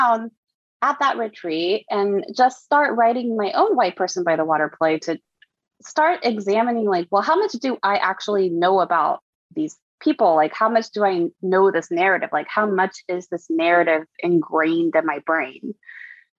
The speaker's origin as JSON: {"language": "English", "town": "Lexington", "region": "Kentucky", "country": "United States", "tie": "born or raised there", "also_born_or_lived": "Kamakura, Japan", "moved": "yes", "said": "I grew up in Kamakura, Japan, in Lexington, Kentucky"}